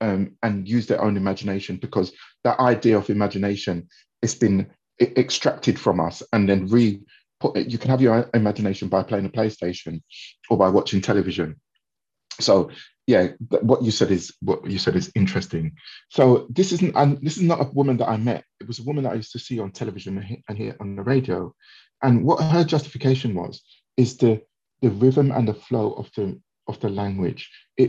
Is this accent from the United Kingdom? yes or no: yes; England, United Kingdom; my past, you know, growing up in England, you know, having different challenges, not having, you know, specific role models.